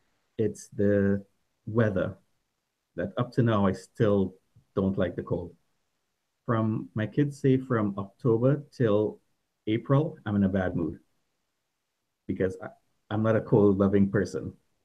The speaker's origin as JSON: {"language": "English", "country": "Trinidad & Tobago", "also_born_or_lived": "Dallas, United States / Fort Lauderdale, United States", "moved": "as an adult", "lives_now": "Mississauga, Canada", "said": "originally I'm from Trinidad. I migrated to Canada about 22 years ago."}